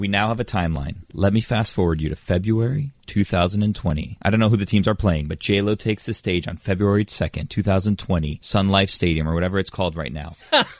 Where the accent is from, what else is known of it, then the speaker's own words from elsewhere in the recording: Miami, Florida, United States; I'm from Miami, I'm Hispanic